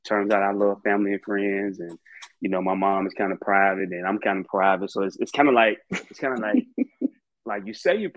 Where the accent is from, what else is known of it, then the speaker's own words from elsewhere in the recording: Birmingham, Alabama, United States; I'm from Birmingham, Alabama. You know, North Birmingham, you know, which I always represent. Childhood was great, man.